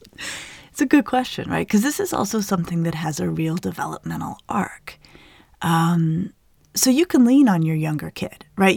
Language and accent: English; Colorado, United States; I grew up in Colorado in the Southwest